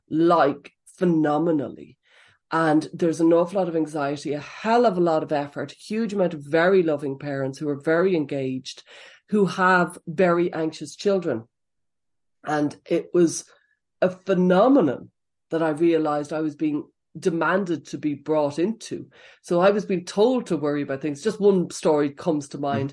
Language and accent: English; Dublin, Leinster, Ireland; moved away as an adult; now in County Offaly, Ireland; I grew up in Blanchardstown in Dublin fifteen